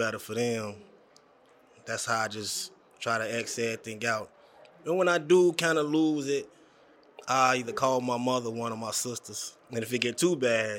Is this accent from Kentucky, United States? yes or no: yes; Kentucky, United States; now in Illinois, United States; I'm from Kentucky.